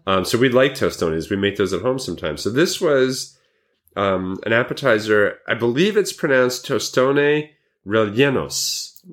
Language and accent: English; Montrose, New York, United States; it was in Montrose, New York. And I know this 'cause it's kinda my hometown.